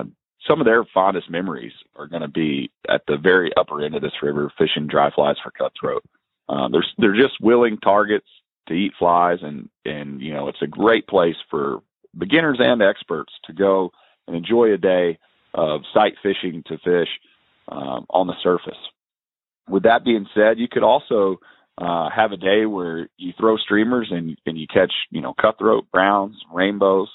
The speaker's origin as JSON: {"language": "English", "region": "North Carolina", "country": "United States", "tie": "born or raised there", "moved": "yes", "said": "I grew up in North Carolina"}